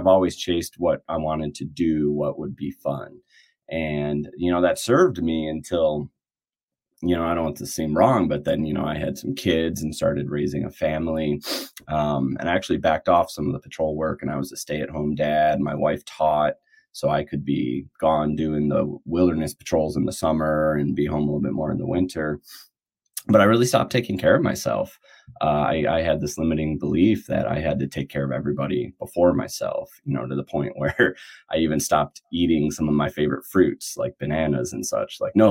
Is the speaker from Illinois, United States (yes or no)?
yes; outside Chicago, Illinois, United States; moved away as an adult; also born or lived in Wisconsin; now in Alaska, United States; I grew up outside Chicago, and I really loved growing up there.